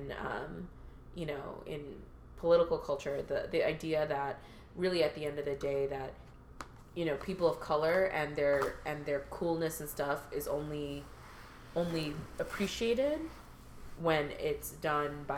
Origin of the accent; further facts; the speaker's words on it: Chicago, Illinois, United States; I grew up in Chicago